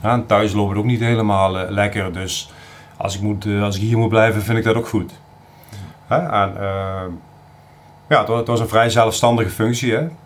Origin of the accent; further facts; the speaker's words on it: South Limburg, Netherlands; moved away as an adult; also born or lived in Drenthe; ik kom uit origineel uit hele Zuid-Limburg